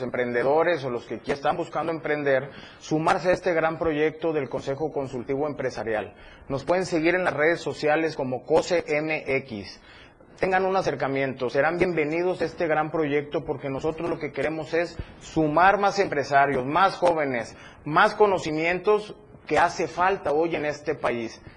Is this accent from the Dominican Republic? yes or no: no; Chiapas, Mexico; yo soy chiapaneco, entonces me interesa mucho voltear a mi estado